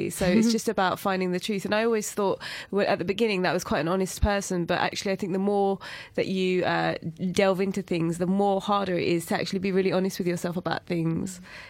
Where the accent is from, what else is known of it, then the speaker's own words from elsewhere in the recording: United Kingdom; I talk a lot about identity and being British Asian.